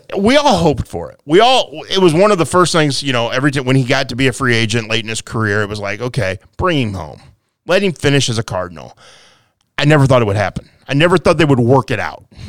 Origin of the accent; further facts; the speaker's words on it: Quincy, Illinois, United States; I grew up here in Quincy